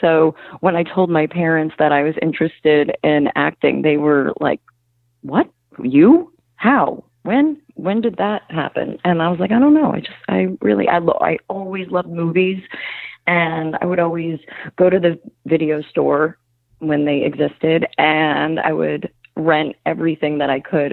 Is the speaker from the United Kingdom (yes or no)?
no; New Jersey, United States; moved away as an adult; also born or lived in New York / Los Angeles; I grew up kind of on the shore, a little bit inland, but, you know, we had horse farms and apple farms, and we weren't too far from the city. So we kind of had the best of all worlds in Jersey.